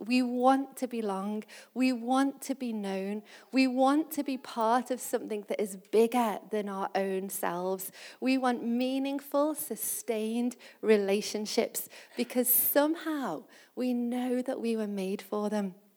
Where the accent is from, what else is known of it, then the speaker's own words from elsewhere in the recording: Liverpool, North West England, United Kingdom; I'm from Liverpool and I love talking about Liverpool.